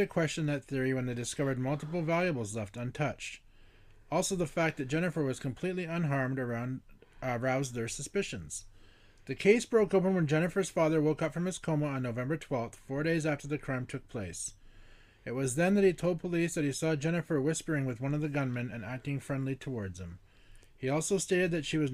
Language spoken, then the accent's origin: English; Newmarket, Ontario, Canada; moved away; I was born in Newmarket